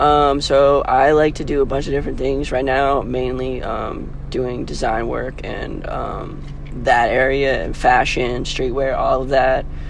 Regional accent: Kailua, Hawaii, United States; now in Los Angeles, United States; I'm from Kailua, Hawaii, which is on Oahu. It's a little small town, um, and I'm out here

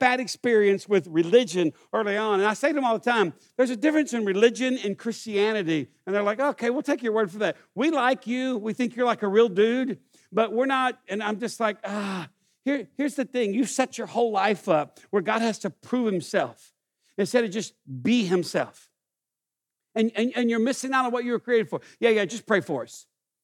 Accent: East Texas, United States; I grew up in East Texas.

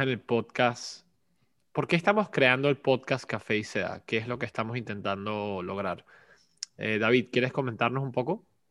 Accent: Caracas, Capital District, Venezuela; also born or lived in China / New York; now in Philadelphia, United States; crecí en Caracas, Venezuela también

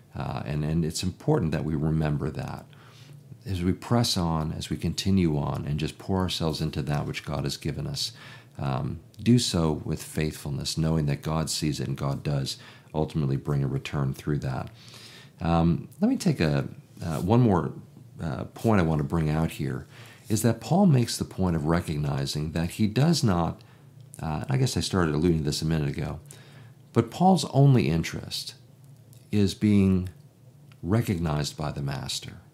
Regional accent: Chicago, Illinois, United States; I'm from Chicago

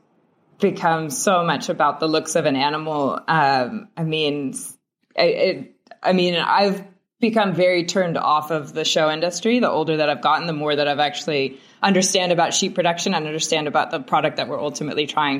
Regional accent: Northeast Kansas, United States; moved away as an adult; now in Port Elizabeth, South Africa; So I grew up in Northeast Kansas, and I did grow up on a sheep farm

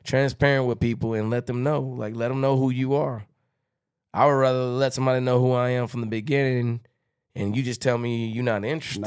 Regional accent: Texarkana, United States; I'm from Texas-Canada

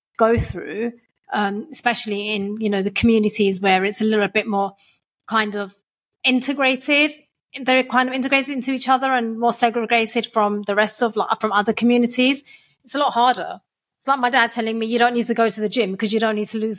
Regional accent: London, United Kingdom; I am a Londoner, like through and through

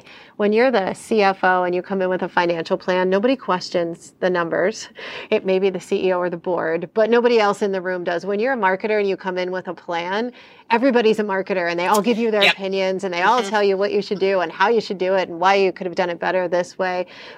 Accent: Pittsburgh, Pennsylvania, United States; also born or lived in New Jersey / New York; I grew up in Pittsburgh, New Jersey, and New York and never came in front of a Del Taco.

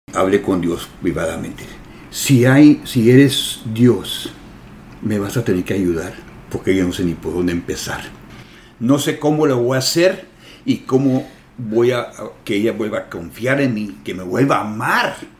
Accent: San Diego, California, United States; somos de San Diego

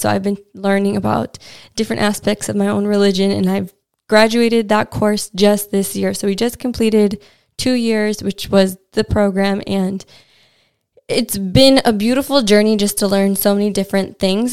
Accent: United States; now in London, United Kingdom; as an American

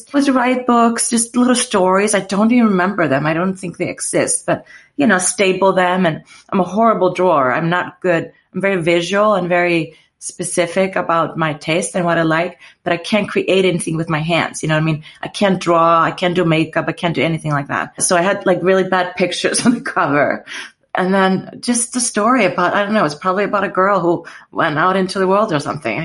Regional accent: Iceland; moved away as an adult; also born or lived in United States; I'm from Iceland. I lived there and I didn't really want to go to the school there

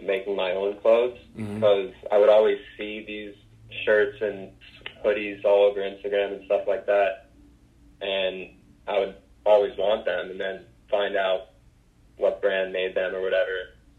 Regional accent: Livingston, New Jersey, United States; I'm from New Jersey, a town called Livingston, and I grew up playing ice hockey

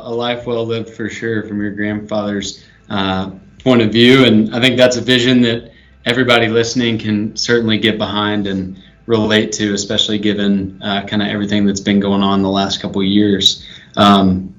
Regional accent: the South, United States; now in Nashville, United States; me being in Nashville and growing up in the South

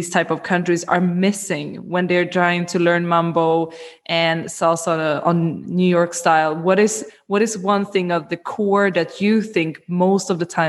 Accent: Sweden; moved away; I come from Sweden originally

